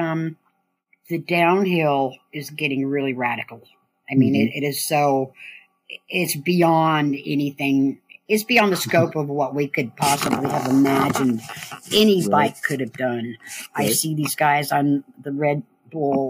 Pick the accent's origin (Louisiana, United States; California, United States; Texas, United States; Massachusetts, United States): California, United States; Berkeley; now in Marin County, United States; I was born in Berkeley